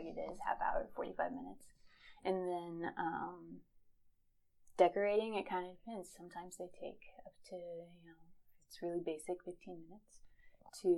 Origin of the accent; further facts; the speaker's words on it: Gresham, Nebraska, United States; also born or lived in Lincoln, Nebraska; now in York, United States; I was born and raised practically in Gresham, but York obviously is not too far away from it